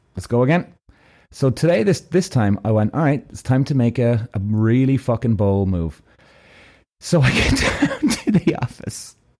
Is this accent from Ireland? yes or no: yes; Ireland; I'm from Ireland